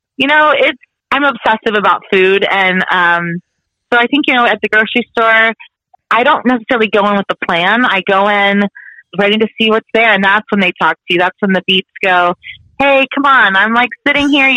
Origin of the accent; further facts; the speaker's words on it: Texas, United States; also born or lived in Italy; growing up in Texas